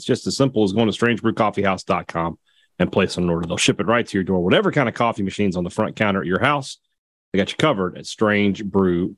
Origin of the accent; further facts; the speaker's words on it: Central Mississippi, United States; now in North Mississippi, United States; I live in North Mississippi. I'm from Central Mississippi.